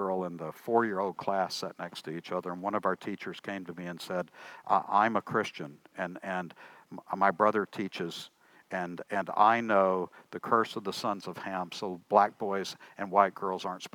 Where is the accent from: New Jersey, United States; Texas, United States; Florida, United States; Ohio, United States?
Texas, United States; Tyler; Tyler, my hometown